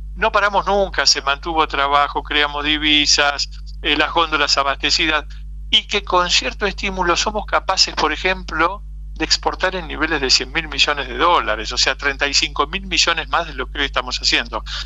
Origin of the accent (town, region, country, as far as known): Argentina